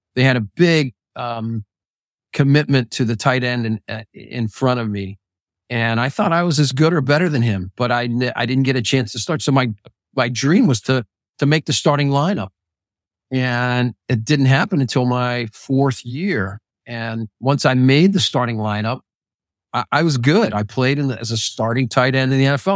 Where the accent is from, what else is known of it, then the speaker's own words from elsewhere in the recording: Pittsburgh, Pennsylvania, United States; I was growing up in Pittsburgh